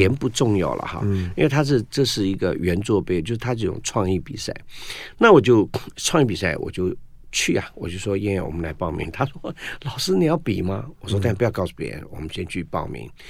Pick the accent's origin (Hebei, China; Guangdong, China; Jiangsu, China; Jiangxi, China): Guangdong, China; 我们老广，